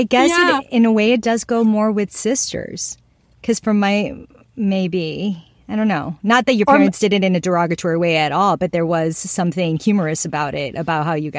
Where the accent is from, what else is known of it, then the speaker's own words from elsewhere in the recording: Miami, Florida, United States; I grew up in Miami